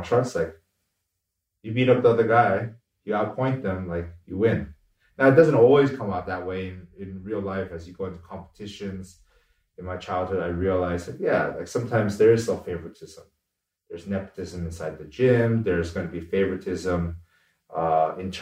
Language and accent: English; United States; both my parents are immigrants who came over here from Korea